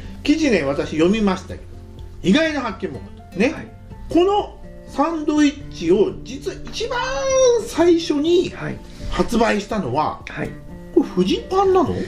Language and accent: Japanese; Tokyo, Japan; now in Hokkaido, Japan; 私東京出身なんですよね